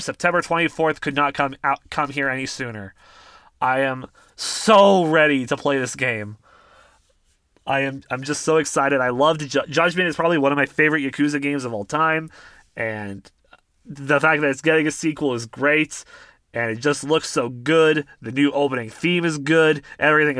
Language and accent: English; Canada; I'm from Canada